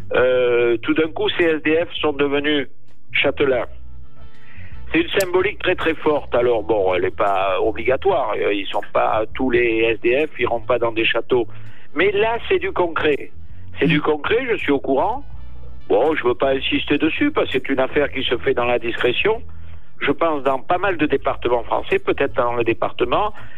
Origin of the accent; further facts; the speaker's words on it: Gascony, France; on est Gascons